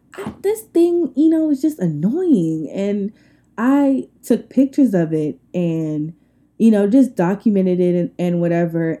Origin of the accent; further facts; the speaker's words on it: Long Island, New York, United States; now in Atlanta, United States; I am from Long Island, New York.